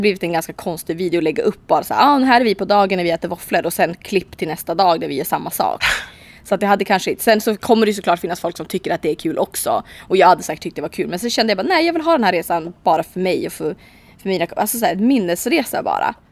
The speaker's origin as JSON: {"language": "Swedish", "country": "Sweden", "said": "hemma i Sverige"}